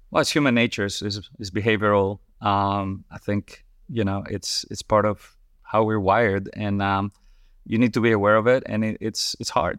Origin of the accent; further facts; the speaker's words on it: Madrid, Community of Madrid, Spain; moved away as an adult; also born or lived in Colorado, United States / Paris, France / New York, United States / Singapore; now in London, United Kingdom; I'm originally from, from Spain